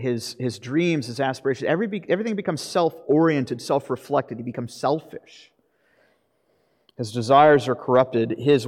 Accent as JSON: {"language": "English", "region": "Florida", "country": "United States", "tie": "born or raised there", "said": "But I grew up in Florida."}